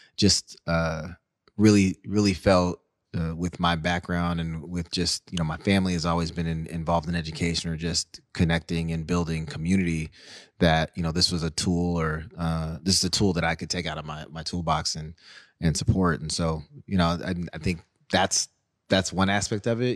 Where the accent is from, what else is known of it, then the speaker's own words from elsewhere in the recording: Seattle, Washington, United States; growing up in the Central District, being bussed out to the North End